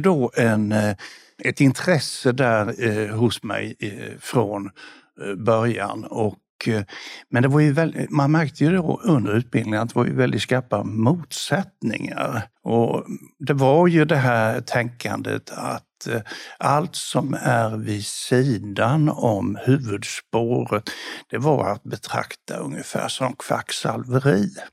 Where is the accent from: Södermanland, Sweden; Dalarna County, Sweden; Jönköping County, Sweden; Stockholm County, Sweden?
Jönköping County, Sweden; Bodafors; moved away; also born or lived in Lund / Malmö; när jag växte upp i Bodafors